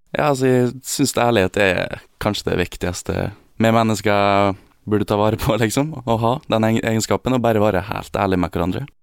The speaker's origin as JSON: {"language": "Norwegian", "area": "Gossen", "region": "Møre og Romsdal", "country": "Norway", "moved": "yes", "lives_now": "Oslo, Norway", "said": "Gossen, der jeg kommer fra."}